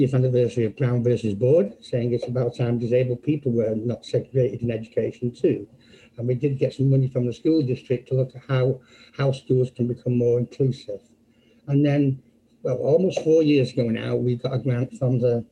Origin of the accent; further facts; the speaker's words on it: Manchester, North West England, United Kingdom; moved away as an adult; also born or lived in Birmingham; now in Philadelphia, United States; I'm not from America. I'm actually from England, from Manchester, England.